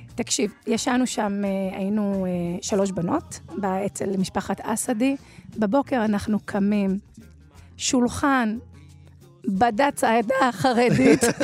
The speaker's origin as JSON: {"language": "Hebrew", "town": "Dimona", "region": "Southern District", "country": "Israel", "tie": "born or raised there", "said": "אני מדימונה"}